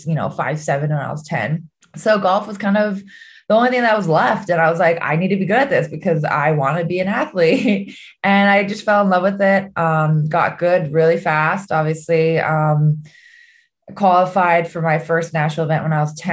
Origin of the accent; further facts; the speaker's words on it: Oahu, Hawaii, United States; growing up in Hawaii had a big part to do with my non-traditional path. I had played in everything in Oahu, in Hawaii